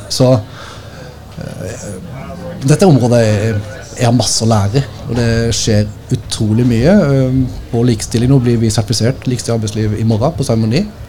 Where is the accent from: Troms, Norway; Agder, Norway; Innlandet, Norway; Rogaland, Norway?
Agder, Norway; Tvedestrand; så er jeg fra Nesverk